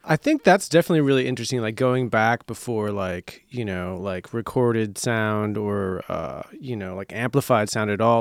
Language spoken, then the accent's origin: English; Marshfield, Wisconsin, United States; moved away as an adult; also born or lived in Minneapolis, Minnesota; now in Chicago, United States; I lived in Minneapolis till I was nine, and then we moved to, uh, just central Wisconsin, a little town called Marshfield, like a town of, like, eighteen thousand people. Uh, and then I lived there until, uh, until I went to college here